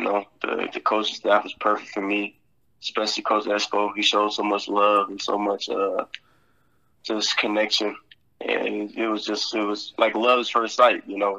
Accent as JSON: {"language": "English", "region": "Indiana", "country": "United States", "said": "You know, I'm from South Indiana."}